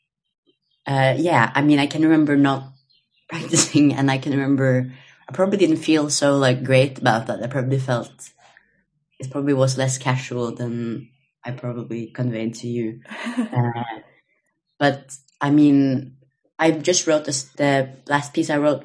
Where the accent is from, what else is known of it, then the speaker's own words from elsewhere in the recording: Norway; moved away as an adult; also born or lived in Copenhagen, Denmark; now in Los Angeles, United States; I'm from Norway, but currently in LA.